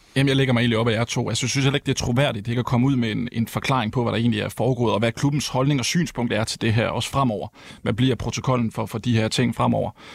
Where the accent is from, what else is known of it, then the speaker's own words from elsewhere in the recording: Herning, Central Denmark Region, Denmark; jeg kommer fra Herning